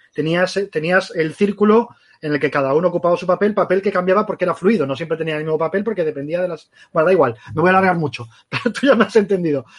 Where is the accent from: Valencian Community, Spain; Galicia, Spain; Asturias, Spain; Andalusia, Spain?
Galicia, Spain; now in Barcelona, Spain; yo soy gallego